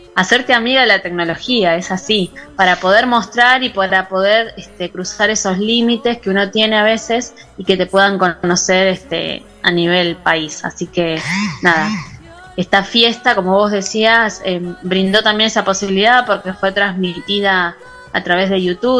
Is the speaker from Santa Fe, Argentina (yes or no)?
yes; Santa Fe, Argentina; now in Miramar, Argentina; soy santafesina